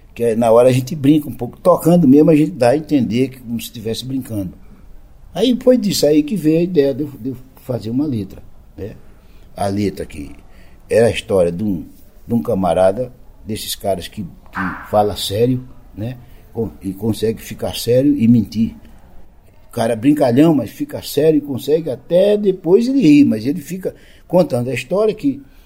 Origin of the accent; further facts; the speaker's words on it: Lagoa da Canoa, Alagoas, Brazil; na minha terra, eu com meus sete para oito anos, aquela criança que já nasceu curiosa